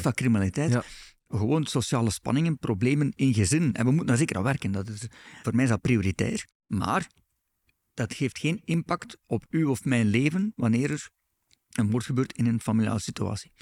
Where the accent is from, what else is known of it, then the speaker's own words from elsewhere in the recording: Belgium; wij als Belgen